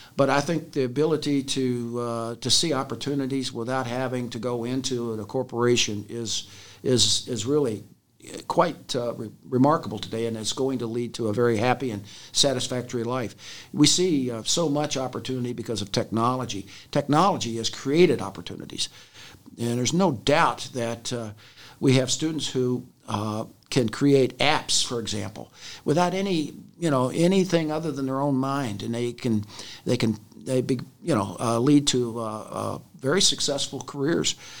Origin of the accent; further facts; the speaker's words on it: Louisville, Kentucky, United States; I am from Jefferson County, grew up in, uh, the west end of Louisville